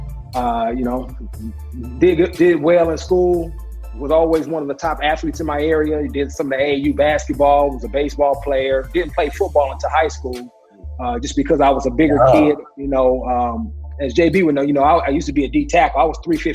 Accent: Oakland, California, United States; now in Paradise Valley, United States; growing up in Oakland

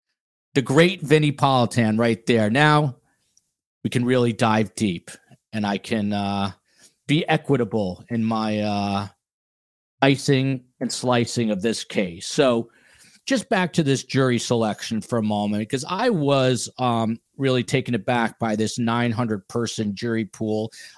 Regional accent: New Jersey, United States; You from Jersey? I'm from Jersey.

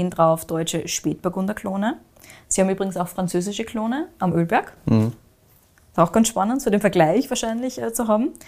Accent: Austria; Also gerade 2023 war jetzt zum Beispiel weniger regenreich, als es bei uns in Österreich war.

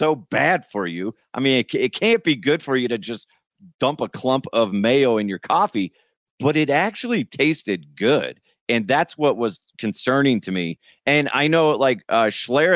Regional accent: Broomfield, Colorado, United States; growing up in Broomfield

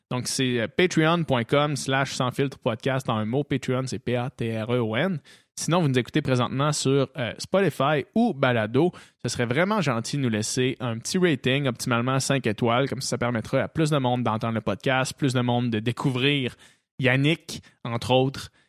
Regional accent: Saint-Hyacinthe, Quebec, Canada; moi et Guillaume, on vient de Saint-Hyacinthe

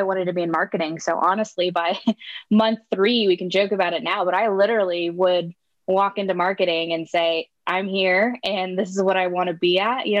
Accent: Southern California, United States; born and raised in Southern California

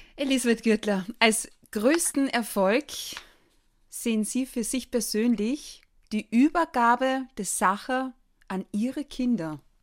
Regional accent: Austria; Bei uns in Österreich

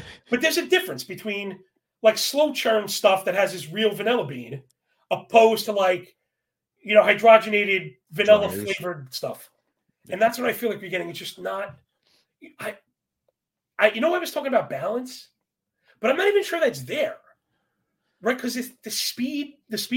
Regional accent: New York, United States; growing up in New York

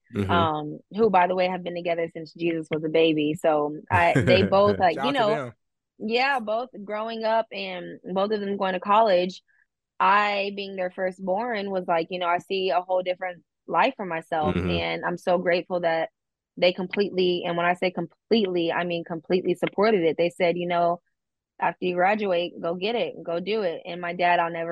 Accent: Houston, Texas, United States; moved away as an adult; also born or lived in Pearland, Texas; Born and raised Houston, Texas

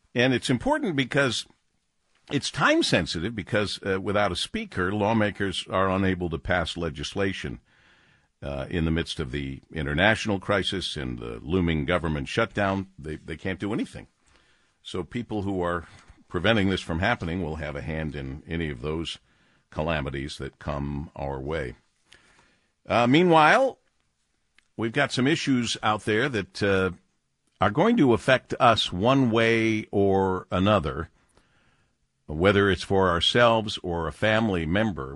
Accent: Detroit, Michigan, United States; the beloved W J R for my hometown

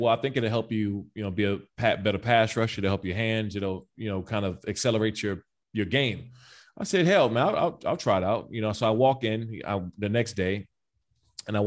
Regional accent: United States; I'm from the Maryland, D.C., Virginia area, right? So I grew up around a ton of boxers.

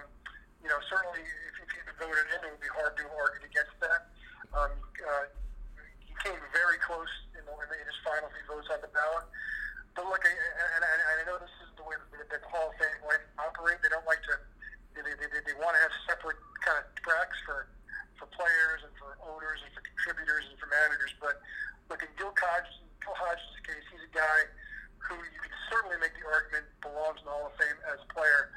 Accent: New York City, New York, United States; I grew up in Brooklyn

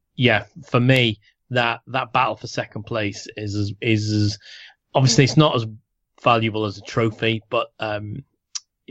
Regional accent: Liverpool, North West England, United Kingdom; I'm from Liverpool

